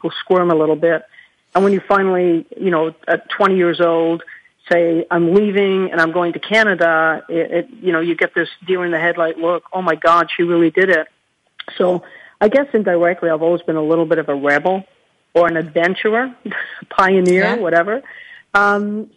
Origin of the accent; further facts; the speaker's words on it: Scotland, United Kingdom; moved away; growing up in Scotland as a child wasn't always easy back then